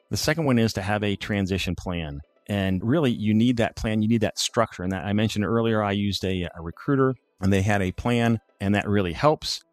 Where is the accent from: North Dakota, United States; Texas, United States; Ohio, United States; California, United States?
Ohio, United States; Findlay; moved away as an adult; also born or lived in Colorado Springs; I grew up in Findlay, Ohio, Northwest Ohio